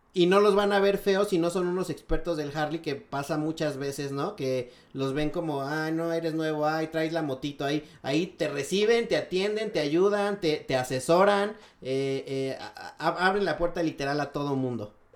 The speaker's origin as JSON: {"language": "Spanish", "region": "Mexico City", "country": "Mexico", "said": "como chilangos disfrutamos muchísimo eh, la Roma"}